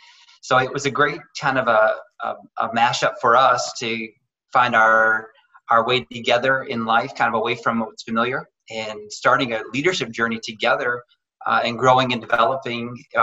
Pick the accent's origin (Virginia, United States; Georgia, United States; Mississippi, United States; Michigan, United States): Michigan, United States; Central; also born or lived in Wisconsin / DeWitt, Michigan; I'm originally from Central Michigan and spent the majority of my life here. Early in my 20s, my wife and I moved to Wisconsin and were there for about 5 years, thought we'd be there forever.